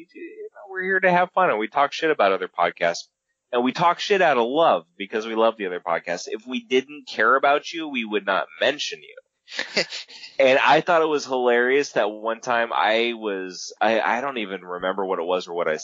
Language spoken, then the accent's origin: English; California, United States; now in Maine, United States; I'm from California.